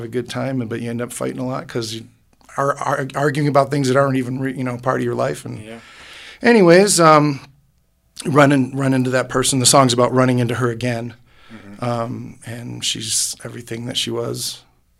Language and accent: English; Dunkirk, New York, United States; moved away as an adult; now in Colorado Springs, United States; Originally from Western New York on Lake Erie, a place called Dunkirk, New York.